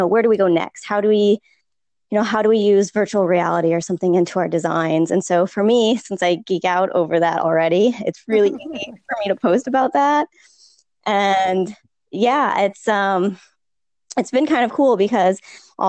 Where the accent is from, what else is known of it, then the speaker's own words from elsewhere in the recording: St. Louis, Missouri, United States; moved away as an adult; also born or lived in Texas; now in Austin, United States; I am originally from St. Louis, but I did grad school in Texas